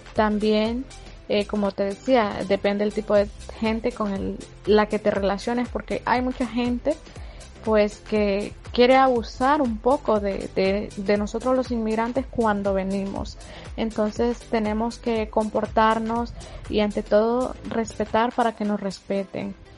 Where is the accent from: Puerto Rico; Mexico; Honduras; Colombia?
Honduras; moved away as an adult; now in Spain; soy una chica hondureña que emigré con propósitos y con muchos objetivos